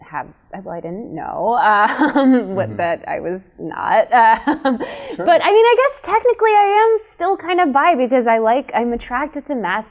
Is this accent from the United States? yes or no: yes; Chicago, Illinois, United States; I grew up in Chicago in a very gay neighborhood